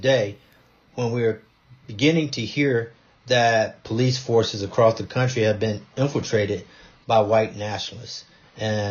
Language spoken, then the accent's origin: English; Rock Hill, South Carolina, United States; I grew up in the same neighborhood where Mr. Newton lives, small neighborhood called Laney Terrace Drive in Rock Hill